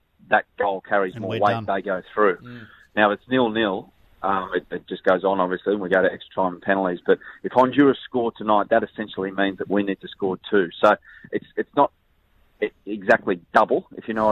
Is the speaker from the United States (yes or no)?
no; Australia; we, as Australian footballers, used to travel because we're stuck down here